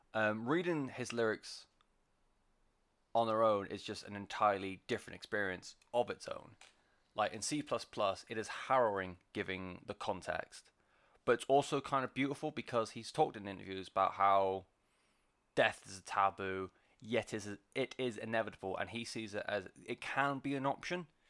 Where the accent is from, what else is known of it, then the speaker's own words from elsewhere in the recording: West Country, South West England, United Kingdom; I'm from the West Country. We don't do R's and W's very well